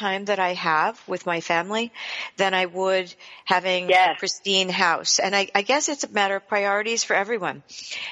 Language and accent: English; United States; We grew up on the Chesapeake Bay